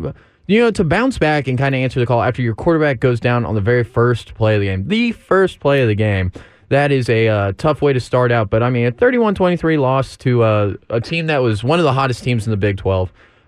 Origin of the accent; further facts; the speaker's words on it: Houston, Texas, United States; growing up in Houston